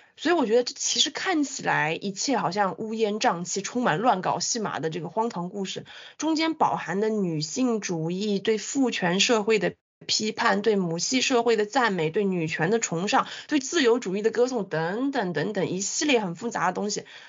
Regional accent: China; 我们中国人

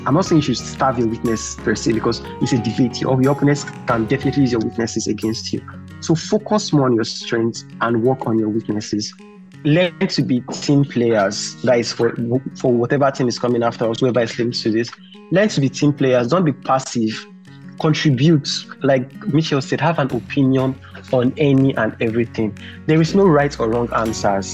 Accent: Nigeria

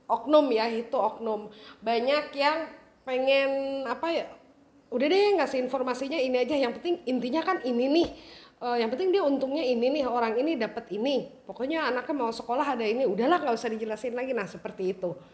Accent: Jakarta, Indonesia; kita lahir besar ya, lahir besar di Jakarta

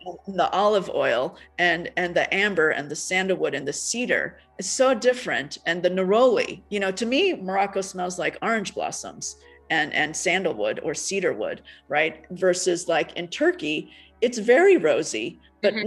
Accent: United States; also born or lived in Taiwan / Japan; I grew up in America.

